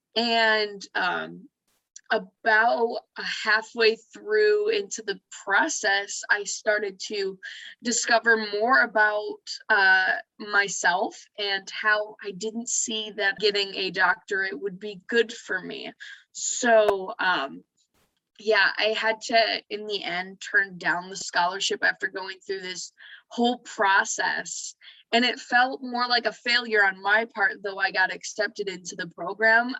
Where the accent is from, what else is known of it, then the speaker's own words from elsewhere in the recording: Muskegon, Michigan, United States; now in Grand Rapids, United States; I am originally from Muskegon, Michigan.